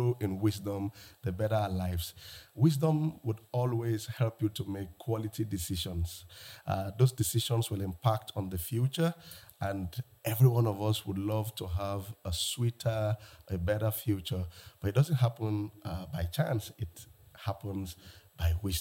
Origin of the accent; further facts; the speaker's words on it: Lagos, Nigeria; I'm from Lagos, Nigeria